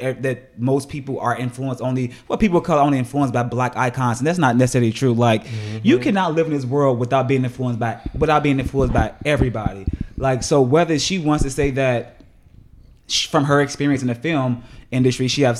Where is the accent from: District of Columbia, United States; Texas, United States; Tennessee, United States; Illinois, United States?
Illinois, United States; Chicago; I'm not only am I gay, but like I'm black and I'm from the South Side of Chicago.